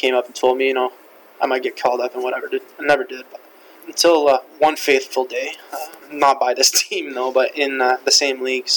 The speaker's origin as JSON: {"language": "English", "town": "Cornwall", "region": "Ontario", "country": "Canada", "tie": "born or raised there", "also_born_or_lived": "Ottawa", "first_language": "French", "second_language": "English", "said": "growing up, I played minor hockey in Cornwall, Ontario"}